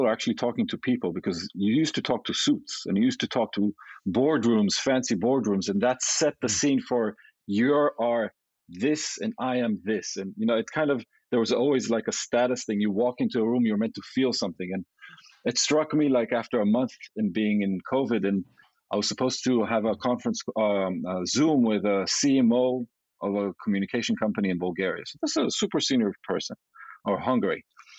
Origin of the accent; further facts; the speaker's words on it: Japan; born there; also born or lived in Israel / London; I was born in Asia, in Japan, and then I traveled to Israel and then to London.